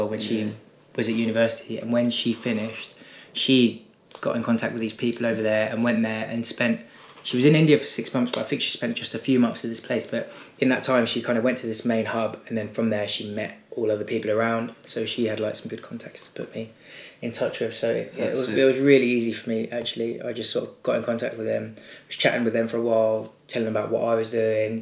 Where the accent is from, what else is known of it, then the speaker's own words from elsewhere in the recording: Brighton, South East England, United Kingdom; now in London, United Kingdom; I'm from Brighton originally, 25 years old now, living in London